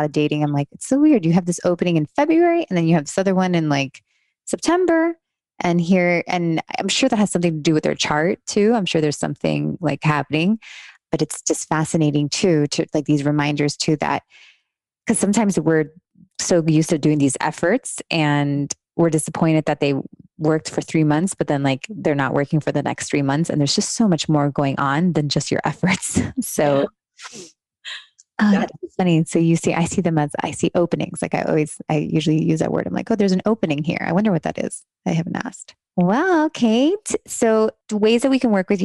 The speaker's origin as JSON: {"language": "English", "town": "Miami", "region": "Florida", "country": "United States", "tie": "born or raised there", "also_born_or_lived": "Los Angeles", "moved": "as an adult", "lives_now": "Asheville, United States", "said": "I grew up in Miami"}